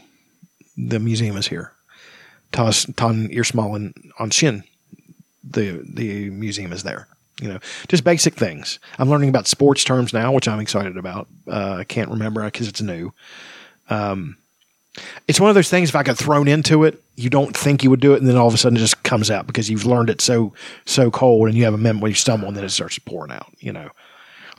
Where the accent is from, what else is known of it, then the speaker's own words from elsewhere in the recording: United States; I'm from America and I speak Irish and English